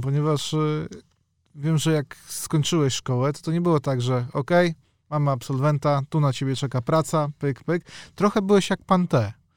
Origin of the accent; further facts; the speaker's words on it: Warsaw, Masovian Voivodeship, Poland; Ja jestem z Warszawy